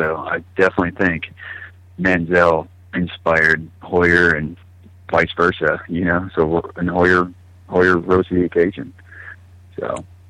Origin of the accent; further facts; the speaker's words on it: California, United States; also born or lived in Cleveland / Austin / Denver; Well, I was born in Cleveland, Ohio. I moved around from Texas, like Austin area, when I was little, near outskirts of Denver from, like, I don't know, 5, 6, and 7. And then right before I turned 8, I moved to Northern California.